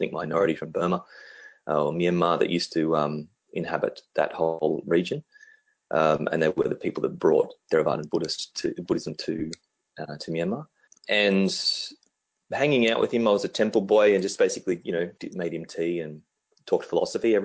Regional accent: Canberra, Australian Capital Territory, Australia; my hometown where I grew up, which is in Canberra

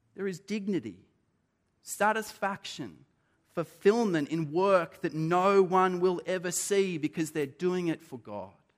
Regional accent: Australia; being Australian

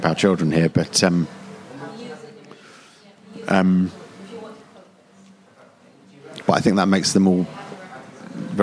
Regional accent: London, United Kingdom; moved away as an adult; now in Brighton, United Kingdom; I was brought up in South London

